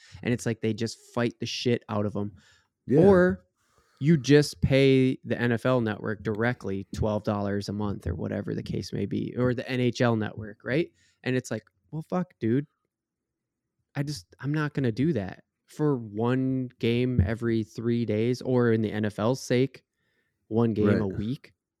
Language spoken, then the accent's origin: English; Minnesota, United States; Speaking for Minnesota teams, because that's you know what we do. We're from Minnesota.